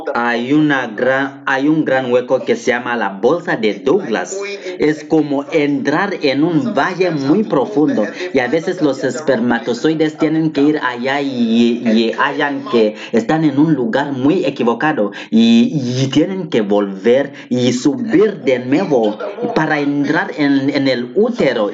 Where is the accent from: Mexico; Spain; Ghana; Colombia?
Ghana; Yo, yo vine de Ghana, yo soy de Ghana